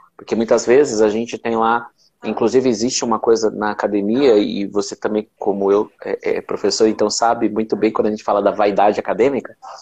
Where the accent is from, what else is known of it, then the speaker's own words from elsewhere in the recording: São Paulo, Brazil; como eu fui criado na Zona Leste